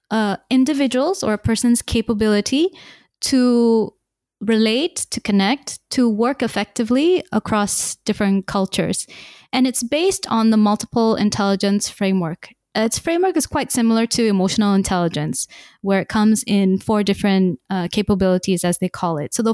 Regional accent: Malaysia; born there; also born or lived in Singapore; I was born in Malaysia, but my entire life I had the wonderful opportunity to live in many different countries, six in fact, including Singapore.

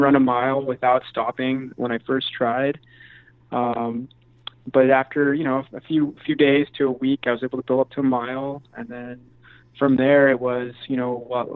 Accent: a little north of San Francisco, Northern California, United States; also born or lived in San Diego; originally grew up in Northern California, so just a little north of San Francisco.

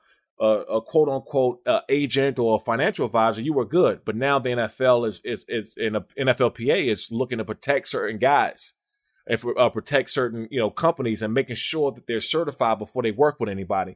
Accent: United States; also born or lived in Maryland / Washington, D.C.; I grew up in Maryland and in D.C.

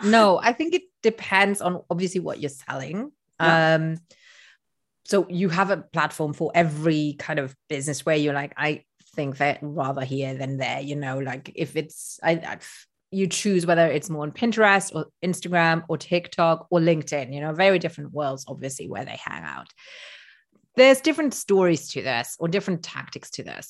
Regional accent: Luxembourg; first language Luxembourgish; English is a second language; I'm from Luxembourg, which is a tiny country in Europe. And in my language, which is Luxembourgish

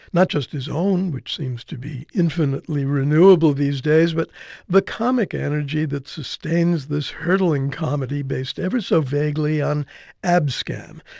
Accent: New Jersey, United States; I'm from Jersey

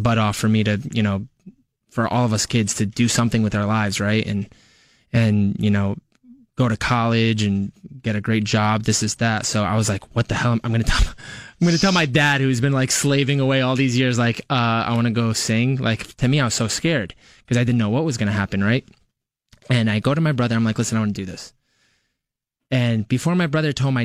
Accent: Westchester, New York, United States; I'm born and raised in Westchester

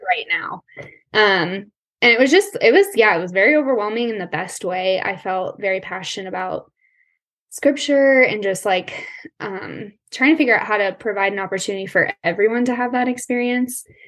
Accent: Colorado, United States; I was born and raised in Colorado. I'm still here

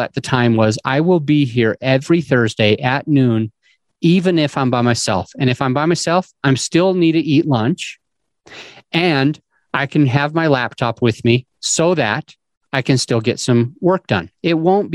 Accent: Utah, United States; I grew up in Utah

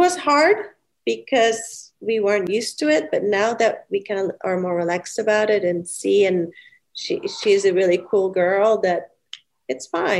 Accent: Belgium; moved away; I was from Belgium

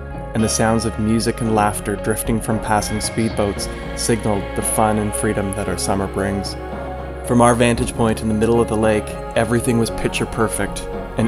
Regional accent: Toronto, Ontario, Canada; my hometown of Toronto, Canada

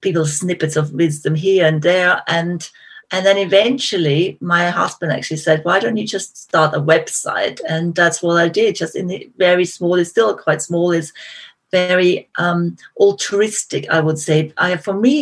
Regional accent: Austria; accent: Austrian; moved away; I'm originally from Austria, so my accent maybe is a giveaway.

